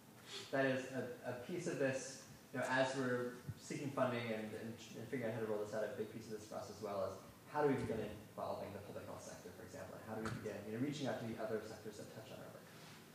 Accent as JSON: {"language": "English", "town": "Independence", "region": "Oregon", "country": "United States", "said": "Oh, cool. I'm from Independence, Oregon."}